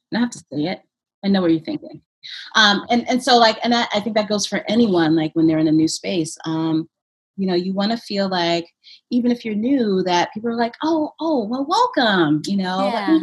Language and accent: English; Brooklyn, New York, United States; moved away as an adult; now in Montpelier, United States; I grew up in Brooklyn